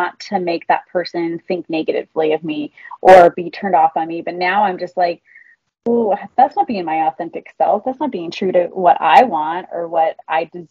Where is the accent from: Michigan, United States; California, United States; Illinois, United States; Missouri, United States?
California, United States; Southern; growing up in Southern California, going to high school and stuff in Southern California